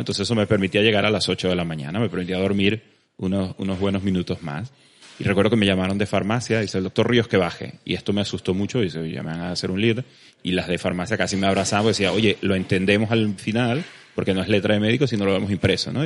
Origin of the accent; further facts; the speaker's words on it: Venezuela; moved away as an adult; also born or lived in Valencia, Spain / Barcelona, Spain; now in Spain; me tocó emigrar de Venezuela muy temprano, ya hace unos 12 años que salí de Venezuela. Me vine a España a hacer la especialidad